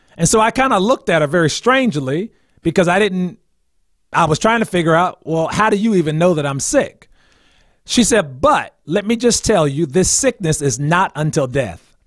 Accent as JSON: {"language": "English", "town": "New Brunswick", "region": "New Jersey", "country": "United States", "tie": "born or raised there", "also_born_or_lived": "Washington, D.C.", "moved": "as an adult", "said": "I am from New Brunswick, New Jersey, and, uh, that's somewhat central New Jersey"}